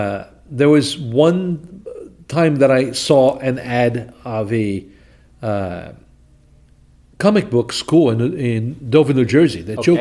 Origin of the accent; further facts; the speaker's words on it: Recife, Pernambuco, Brazil; now in United States; Recife, Brazil, northeast of Brazil. That's north of São Paulo, north of Rio de Janeiro.